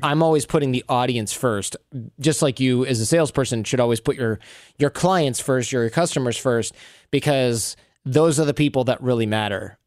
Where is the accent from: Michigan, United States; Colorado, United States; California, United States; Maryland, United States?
Michigan, United States; when I grew up in Michigan